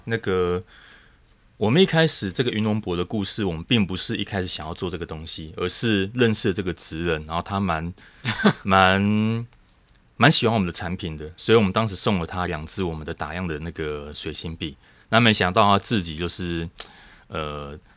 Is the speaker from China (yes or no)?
no; Taiwan; 台湾这样子的，我们，我们自己土生土长的这个环境